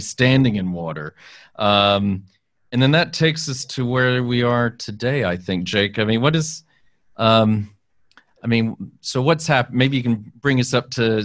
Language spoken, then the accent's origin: English; Texas, United States; I grew up in Texas